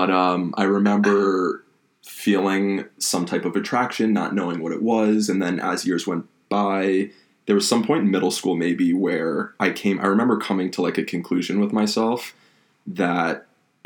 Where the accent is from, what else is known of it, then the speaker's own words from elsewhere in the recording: Atlanta, Georgia, United States; moved away as an adult; also born or lived in Florida; now in New York, United States; I grew up in Atlanta